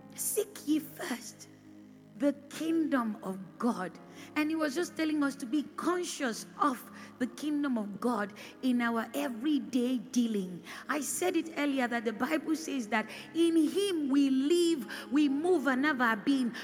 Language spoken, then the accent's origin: English; Edo, Nigeria; I'm from Edo State, so I know Edo people